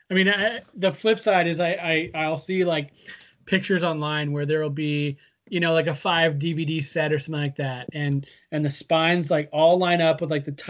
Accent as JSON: {"language": "English", "town": "Redmond", "region": "Washington", "country": "United States", "tie": "born or raised there", "said": "It, growing up in Redmond, we had this guy who I don't know if you ever saw him or if we ever talked about him, but there was a guy who would wander around downtown"}